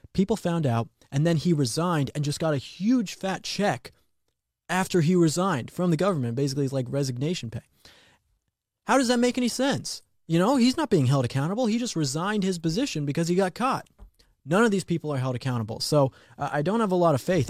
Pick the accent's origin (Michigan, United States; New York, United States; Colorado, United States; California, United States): Colorado, United States; Colorado, my home state